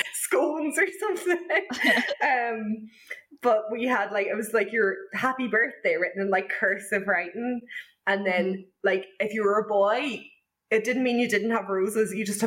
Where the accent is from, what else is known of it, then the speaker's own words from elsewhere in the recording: Ireland; now in Northern Ireland, United Kingdom; I'm from the South.